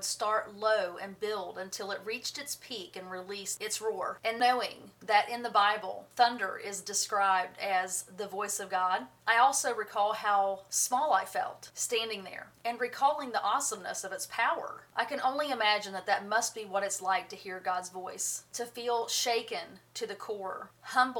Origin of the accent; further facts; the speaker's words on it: United States; I grew up on the Tennessee River.